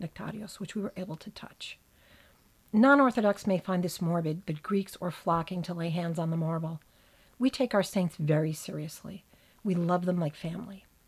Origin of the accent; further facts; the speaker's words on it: New Jersey, United States; growing up in New Jersey